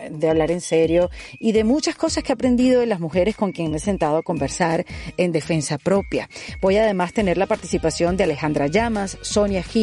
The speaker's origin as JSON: {"language": "Spanish", "country": "Venezuela", "said": "nos pasó hoy en día a los venezolanos"}